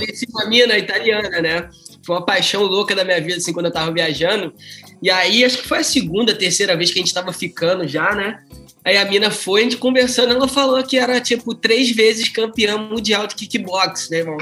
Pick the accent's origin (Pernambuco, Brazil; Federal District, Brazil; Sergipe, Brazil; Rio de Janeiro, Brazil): Rio de Janeiro, Brazil; eu sou do Rio